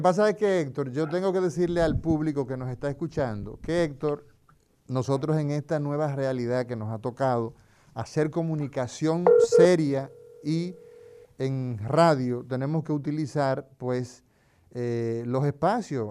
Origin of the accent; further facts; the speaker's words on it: Altamira, Puerto Plata, Dominican Republic; also born or lived in San Carlos, Santo Domingo; now in Santo Domingo, Dominican Republic; yo soy un híbrido, yo soy aguilucho, soy de Altamira y también soy de San Carlos